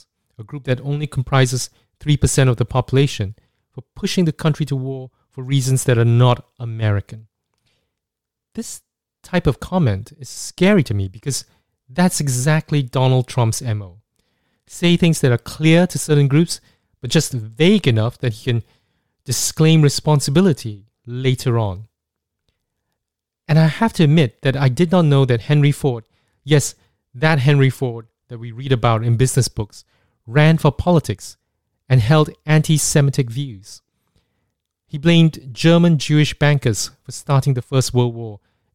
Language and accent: English; Singapore; Growing up in Singapore